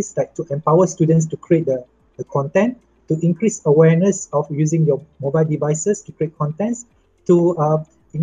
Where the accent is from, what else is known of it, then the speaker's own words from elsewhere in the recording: Malaysia; I come from Malaysia